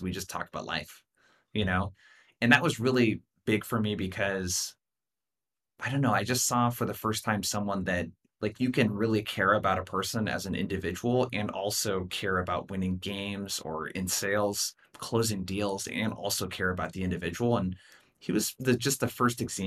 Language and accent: English; Brookings, Oregon, United States; my hometown of Brookings, Oregon, 5,000 people